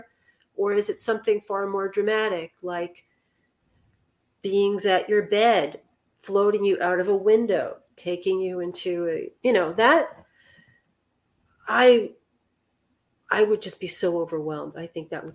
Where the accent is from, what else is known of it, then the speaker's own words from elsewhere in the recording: New York City, New York, United States; I'm from Manhattan